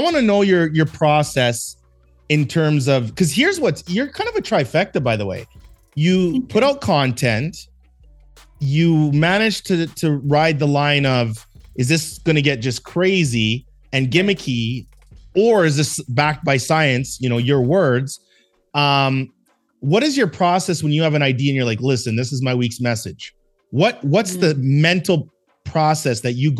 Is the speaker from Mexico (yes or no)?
no; Canada; moved away as an adult; also born or lived in Los Angeles; I'm from Canada. You know, just I'm a Canadian dude.